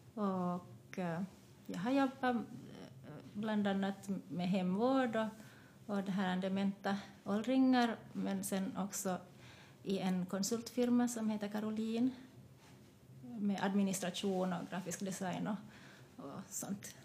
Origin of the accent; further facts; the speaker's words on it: Jakobstad, Ostrobothnia, Finland; moved away as an adult; also born or lived in Taiwan / Vaasa; now in Espoo, Finland; jag kom till Finland när jag var ett år och jag har också en adopterad syster från, från Taiwan. Vi kom hit samtidigt och jag har växt upp i Jakobstad